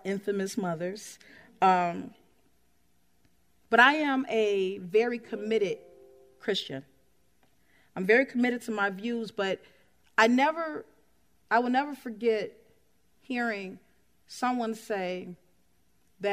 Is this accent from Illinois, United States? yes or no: yes; Chicago, Illinois, United States; moved away; I'm from Chicago